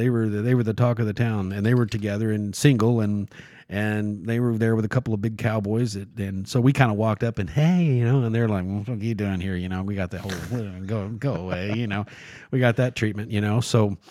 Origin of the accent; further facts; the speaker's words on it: Australia; they're waiting in line to dance with me because I'm from Australia.